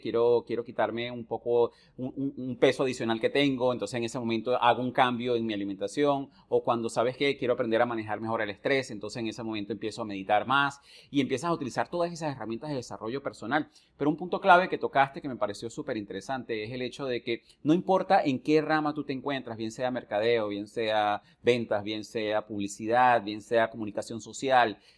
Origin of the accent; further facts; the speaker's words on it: Venezuela; moved away; desde que yo salí de Venezuela hace muchísimos años atrás